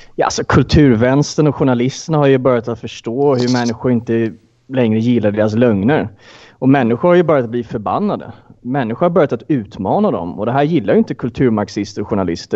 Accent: Sweden; jag är ju svensk

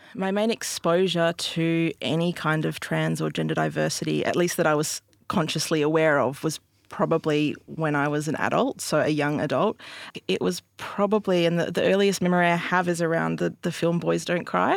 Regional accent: Albany, Western Australia, Australia; I grew up in Albany, Western Australia

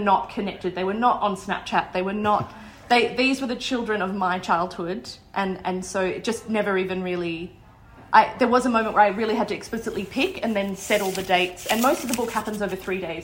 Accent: a small town near Wagga Wagga, New South Wales, Australia; I'm from a small town near Wagga Wagga

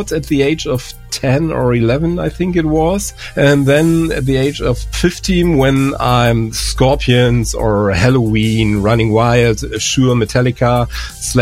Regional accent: Germany; English is a second language; I'm from Germany

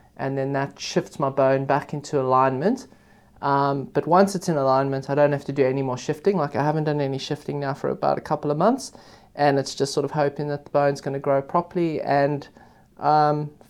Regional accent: Johannesburg, Gauteng, South Africa; moved away as an adult; also born or lived in Cape Town / United Kingdom; I am South African. I grew up in Johannesburg.

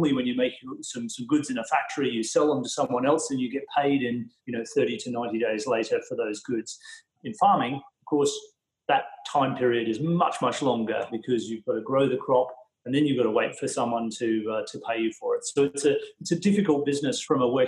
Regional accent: Bundaberg, Queensland, Australia; moved away; Bundaberg in Queensland, my hometown.

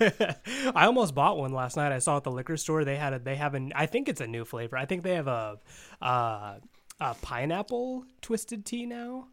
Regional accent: Wabash, Indiana, United States; moved away; I was in my hometown of Wabash

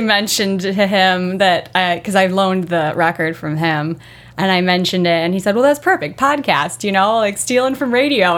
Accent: Merrillville, Indiana, United States; also born or lived in Chicago; I'm a region girl, born and raised in Merrillville

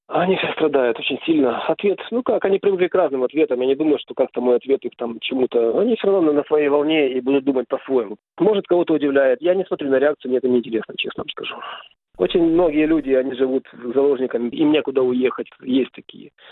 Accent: Kyiv, Ukraine; я родился и вырос в Киеве, в Украине

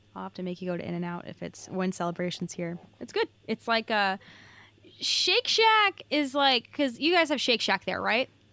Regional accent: California, United States; I'm from California

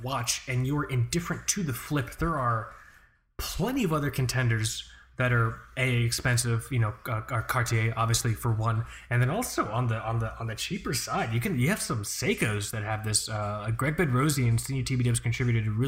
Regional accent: United States; we're properly American

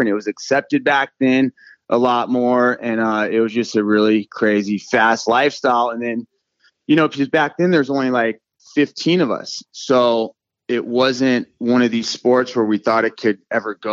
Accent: Moorpark, California, United States; I grew up in Moorpark, Park, California. My dad was in Vietnam.

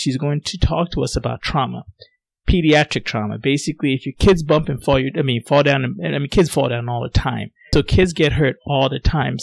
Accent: Ghana; now in United States; my parents were born in Ghana, and I was born in Ghana

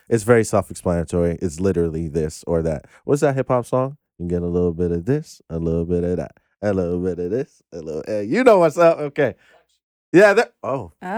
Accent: Ghana; I'm Ghanaian

